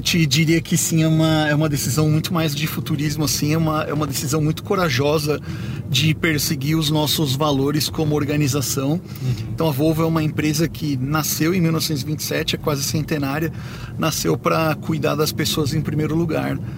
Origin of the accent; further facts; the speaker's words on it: Brazil; eu, como brasileiro